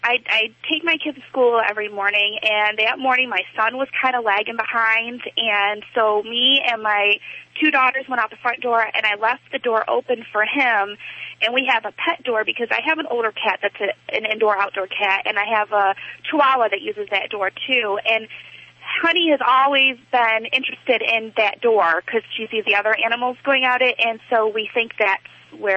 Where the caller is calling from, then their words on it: Toledo, Ohio, United States; Toledo, Ohio.